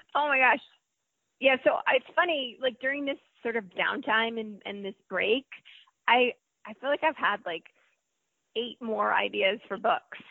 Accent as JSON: {"language": "English", "region": "New Jersey", "country": "United States", "tie": "born or raised there", "also_born_or_lived": "North Carolina", "moved": "as an adult", "lives_now": "Atlanta, United States", "said": "I grew up in New Jersey"}